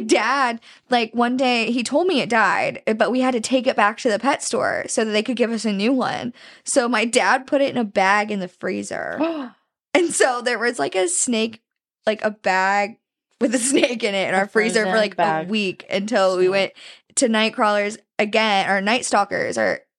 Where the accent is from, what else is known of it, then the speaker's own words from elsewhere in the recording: Pennsylvania, United States; I'm from Northwest Pennsylvania.